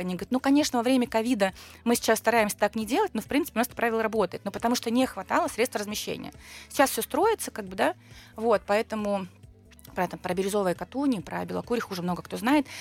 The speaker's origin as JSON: {"language": "Russian", "region": "Siberia", "country": "Russia", "also_born_or_lived": "Barnaul", "moved": "yes", "lives_now": "Moscow, Russia", "said": "как человек, который из Сибири"}